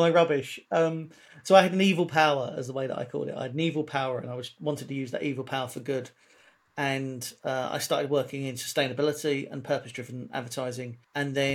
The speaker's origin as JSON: {"language": "English", "region": "London", "country": "United Kingdom", "tie": "born or raised there", "said": "I was born in South London, grew up in a pretty lively part of South London"}